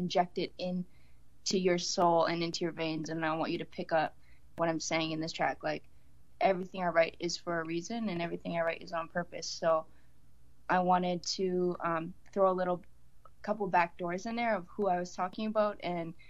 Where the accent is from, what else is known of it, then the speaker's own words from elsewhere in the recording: Canada; we're from Canada, but my family immigrated over from Fiji Islands